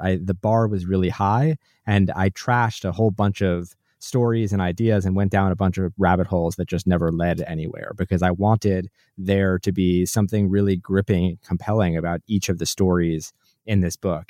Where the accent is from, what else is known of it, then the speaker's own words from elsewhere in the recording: New Jersey, United States; I grew up in New Jersey.